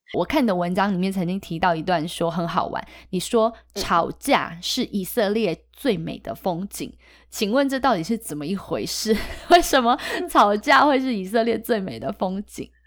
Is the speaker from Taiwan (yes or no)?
yes; Taiwan; 可是对我们台湾人来讲，争辩就是吵架啊